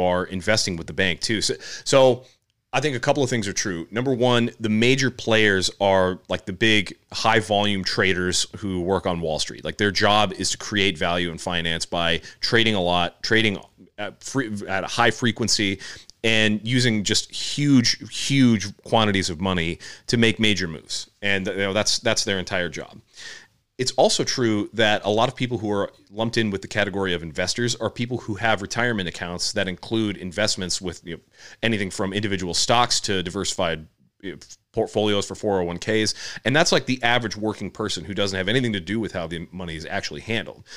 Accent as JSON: {"language": "English", "country": "United States", "said": "as an American"}